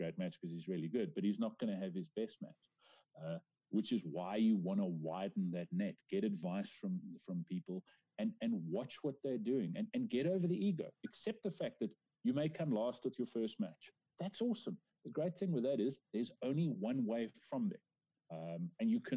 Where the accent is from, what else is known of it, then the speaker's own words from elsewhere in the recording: South Africa; as a South African man